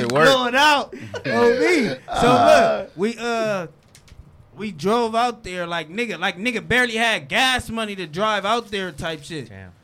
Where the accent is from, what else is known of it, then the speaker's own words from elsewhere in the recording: Compton, California, United States; I'm from Compton